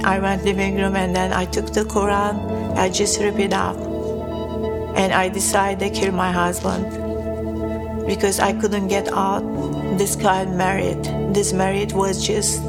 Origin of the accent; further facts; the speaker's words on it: Turkey; I was born a Muslim in Turkey.